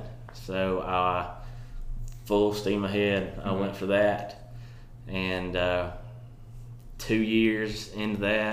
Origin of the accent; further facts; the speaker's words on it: Auburn, Alabama, United States; also born or lived in Marion, Alabama; I moved here at the age of 7 or 8. So Auburn's home. This is, when anybody asks, this is where I'm from.